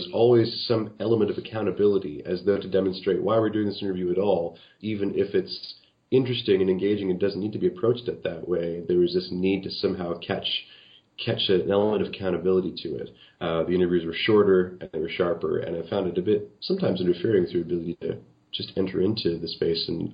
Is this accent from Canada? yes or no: yes; Canada; as a Canadian